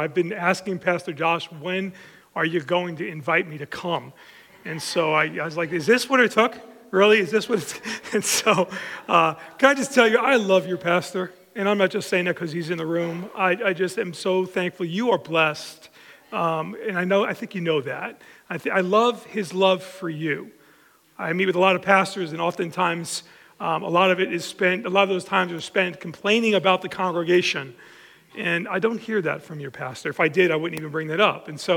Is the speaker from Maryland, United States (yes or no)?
no; Long Island, New York, United States; born or raised there